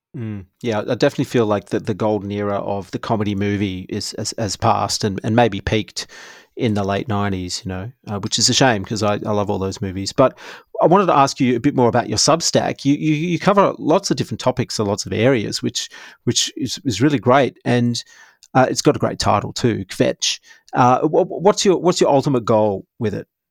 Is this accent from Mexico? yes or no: no; Perth, Western Australia, Australia; We grew up in Perth